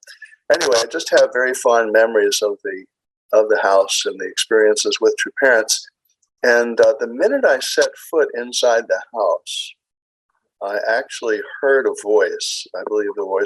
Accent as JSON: {"language": "English", "region": "Maryland", "country": "United States", "said": "I'm from Maryland."}